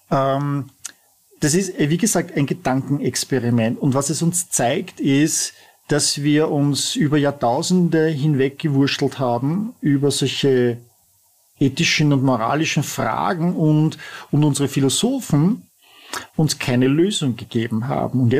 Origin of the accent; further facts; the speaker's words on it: Vienna, Austria; Du bist Tiroler, ich bin Wiener